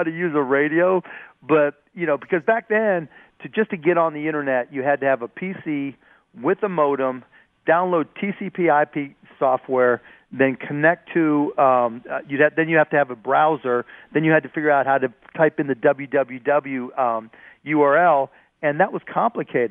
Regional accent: Pittsburgh, Pennsylvania, United States; I grew up in Pittsburgh

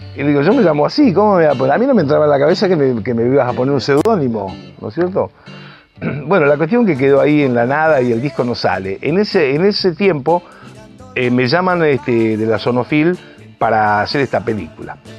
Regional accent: Rosario, Santa Fe, Argentina; now in Buenos Aires, Argentina; yo que soy rosarino

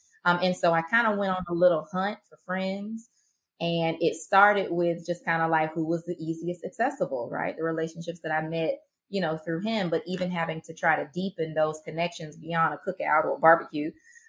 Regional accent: Marianna, Florida, United States; accent: Southern twang; also born or lived in Atlanta, Georgia; now in Jacksonville, United States; I'm from Mariana, Florida.

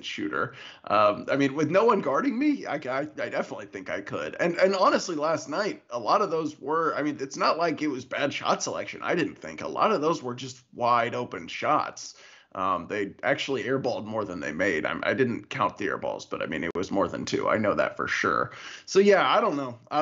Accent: Louisville, Kentucky, United States; moved away as an adult; now in Missouri, United States; growing up in Louisville

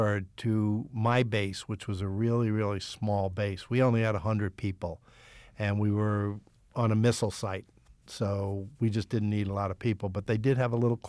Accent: New York City, New York, United States; moved away as an adult; also born or lived in New Jersey / Pittsburgh; I grew up in New York City.

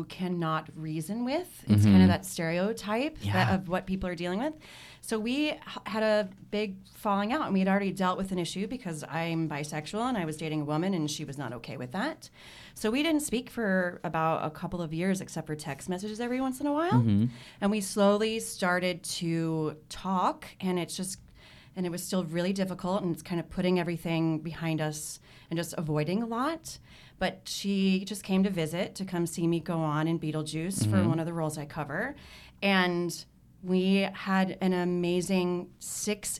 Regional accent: Arizona, United States; moved away; also born or lived in Kansas City; Originally Kansas City, but Arizona.

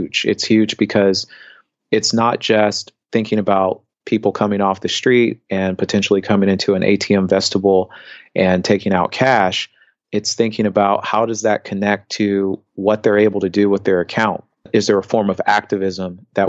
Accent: Indianapolis, Indiana, United States; moved away; I grew up in the Midwest, and I remember periods of time growing up in Indianapolis

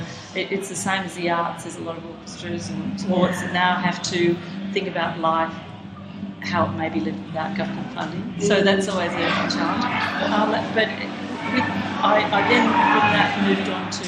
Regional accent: Sydney, New South Wales, Australia; I grew up on the Lane Cove River.

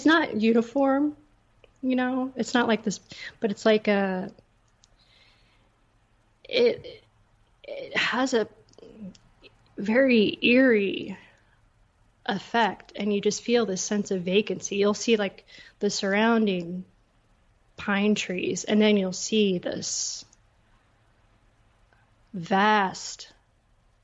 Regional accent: Seattle, Washington, United States; also born or lived in Blaine, Washington; now in Austin, United States; I grew up in Seattle, but I lived all around Washington

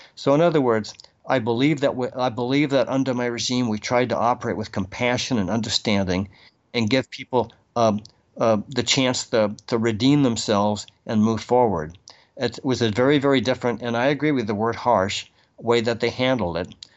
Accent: Boston, Massachusetts, United States; I'm from Boston

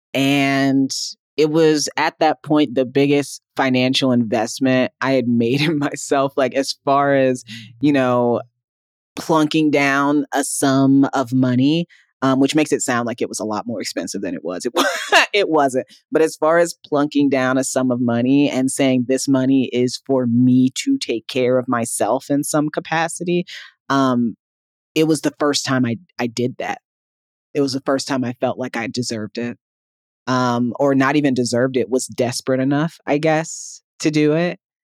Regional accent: Midwest, United States; a young Black girl growing up in the Midwest

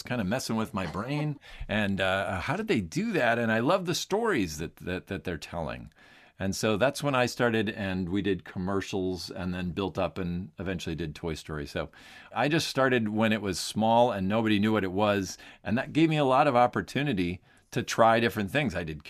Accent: Minnesota, United States; I grew up in Minnesota. We had relatives that lived near Anaheim. So we would drive across the country and go to Disneyland.

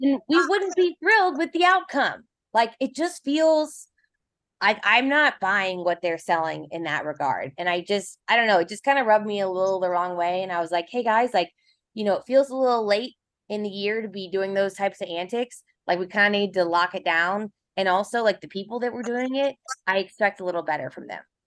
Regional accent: Kansas City, Missouri, United States; I'm from Kansas City.

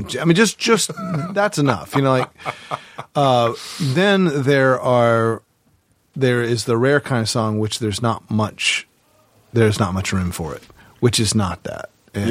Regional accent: the South, United States; I'm from the South, and I actually don't know the vocabulary of all that stuff.

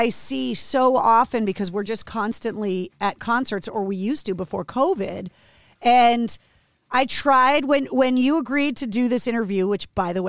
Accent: Massachusetts, United States; And because I was born and raised in Massachusetts, I think there's a lot of people that are surprised how many instruments and how many different companies are kind of centered around the Northeast

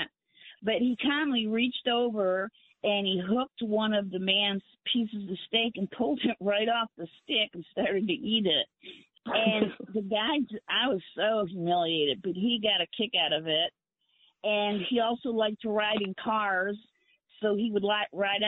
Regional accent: a suburb of Cleveland, Ohio, United States; moved away as an adult; also born or lived in north central Florida; now in Florida, United States; I'm from Ohio, a suburb of Cleveland.

